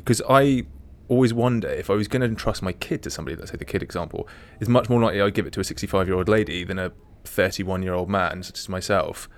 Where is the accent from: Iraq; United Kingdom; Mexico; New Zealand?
United Kingdom; England; as an English person